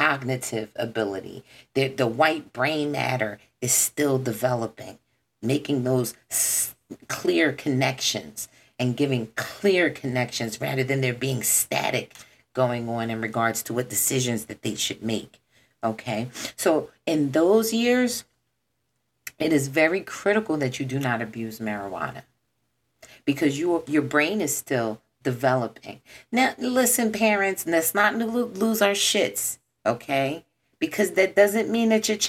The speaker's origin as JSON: {"language": "English", "town": "Philadelphia", "region": "Pennsylvania", "country": "United States", "tie": "born or raised there", "said": "I am born, raised, lived, you know, in this city"}